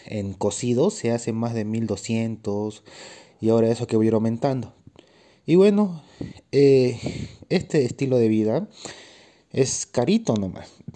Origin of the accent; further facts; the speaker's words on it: Bolivia; also born or lived in Cochabamba, Bolivia; yo soy un atleta boliviano. vivo en Bolivia, pero en el departamento de Cochabamba.